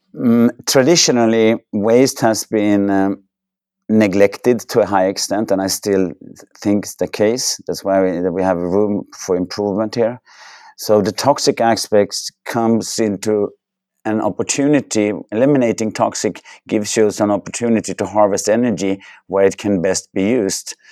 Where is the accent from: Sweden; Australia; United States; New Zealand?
Sweden; I grew up in Sweden, had the chance to go to university in Sweden